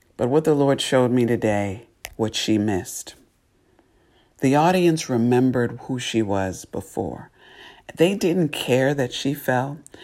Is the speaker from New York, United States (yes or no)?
yes; New York, United States; I grew up ice skating in New York, um, every weekend with friends